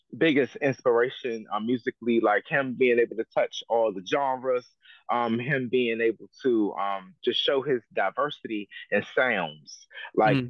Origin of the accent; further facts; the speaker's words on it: Prince George's County, Maryland, United States; also born or lived in Silver Spring, Montgomery County, Maryland; I was born in um, um Mo County, um, in Holy Cross Hospital in Silver Spring, but I was raised in um Prince George's County, Maryland